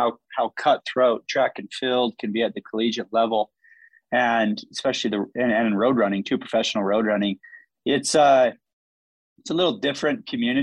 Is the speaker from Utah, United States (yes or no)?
yes; near Zion National Park, Utah, United States; I grew up near Zion National Park, near the Grand Canyon